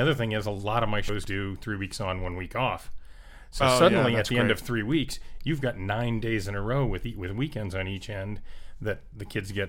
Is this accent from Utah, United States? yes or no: no; South Florida, United States; moved away as an adult; also born or lived in Colorado / Ohio / Orlando; So I grew up in South Florida, and then I went off to school at University of Colorado and Ohio State.